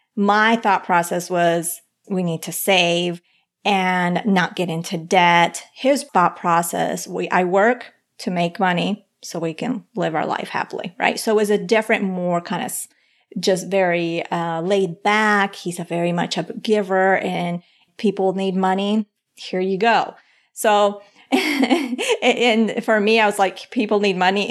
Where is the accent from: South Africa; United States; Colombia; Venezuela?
Colombia; Bogotá; I was born in Bogota, Colombia